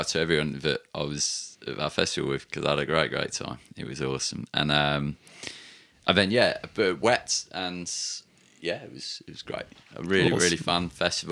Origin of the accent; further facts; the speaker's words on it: England, United Kingdom; we're English